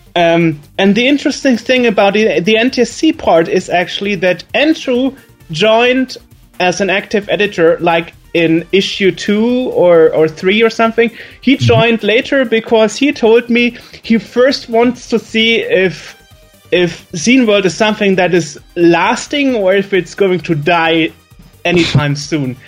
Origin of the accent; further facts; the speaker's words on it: Germany; accent: German; English is a second language; my German accent